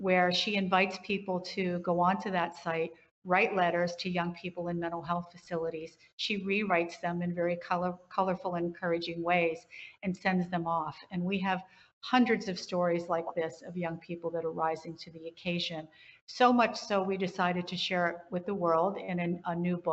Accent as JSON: {"language": "English", "region": "West Virginia", "country": "United States", "tie": "born or raised there", "said": "I grew up in West Virginia, and you just got on with it"}